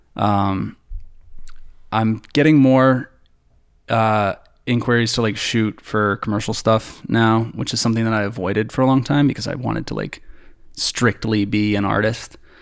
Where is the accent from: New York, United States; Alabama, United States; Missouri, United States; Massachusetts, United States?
Massachusetts, United States; near Boston; born or raised there; moved away as an adult; now in Los Angeles, United States